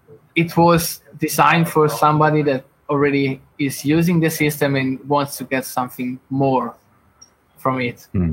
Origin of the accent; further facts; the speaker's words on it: Italy; now in Lithuania; I'm originally from Italy. I moved to Lithuania.